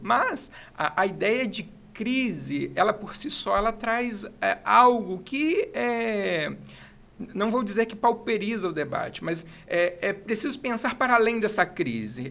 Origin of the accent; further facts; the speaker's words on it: Itaperuna, Rio de Janeiro, Brazil; Sou de Itaperuna, natural daqui